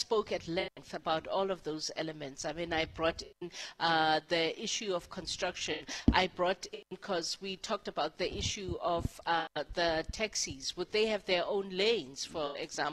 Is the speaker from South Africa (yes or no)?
yes; South Africa; as a South African who has used taxis for a certain part of my life